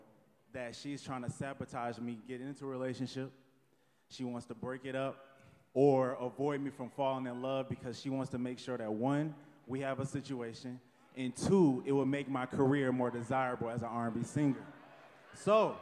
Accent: Detroit, Michigan, United States; moved away as an adult; now in Jersey City, United States; I'm from Detroit, currently living in Jersey City

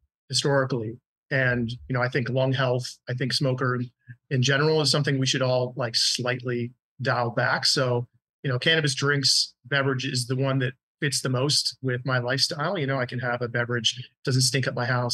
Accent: Mesa, Arizona, United States; moved away as an adult; now in Canada; I grew up in Arizona, my hometown, Mesa, Arizona

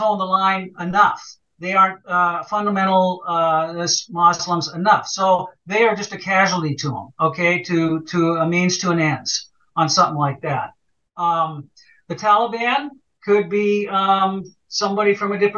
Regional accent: United States; also born or lived in Sweden (ancestry); I'm an American

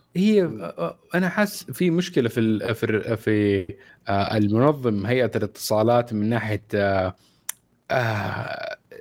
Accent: Saudi Arabia

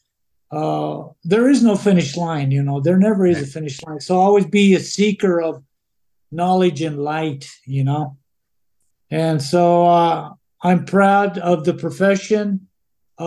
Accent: Mora, New Mexico, United States; moved away as an adult; growing up in Mora

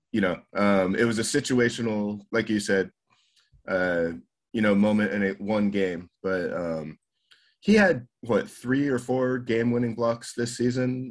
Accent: Colorado, United States; now in Japan; I'm living here in Japan, but that's my home state

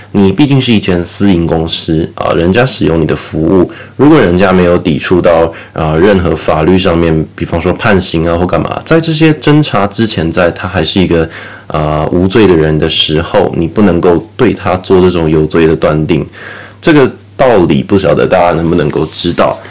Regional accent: Taiwan; now in Australia; 我们台湾人是怎么样去看待川普他推特被封禁的这个问题啦

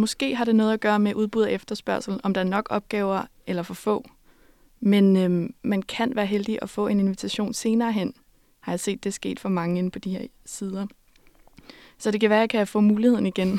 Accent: Denmark; jeg var fra Danmark

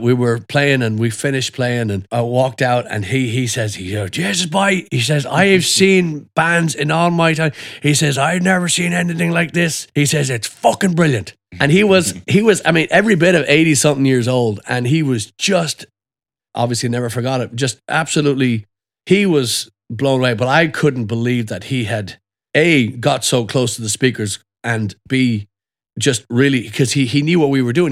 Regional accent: Dublin, Leinster, Ireland; moved away; also born or lived in Belfast / Killarney; my childhood essentially started when I lived in Dublin

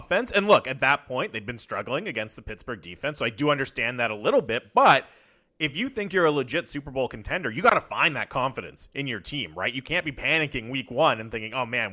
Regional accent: Canada; we're Canadian

